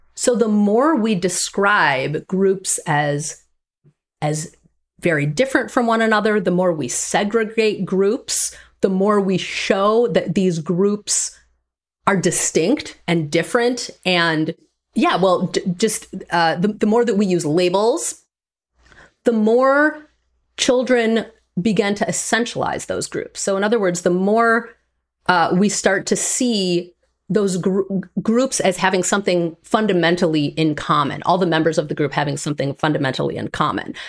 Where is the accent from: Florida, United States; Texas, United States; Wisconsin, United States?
Wisconsin, United States; Green Bay; I grew up in Green Bay, Wisconsin.